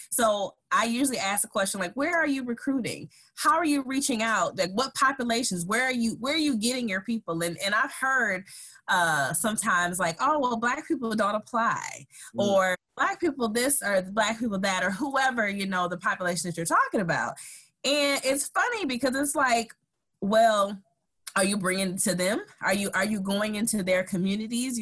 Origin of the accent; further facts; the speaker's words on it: Saginaw, Michigan, United States; I'm originally from Saginaw, Michigan.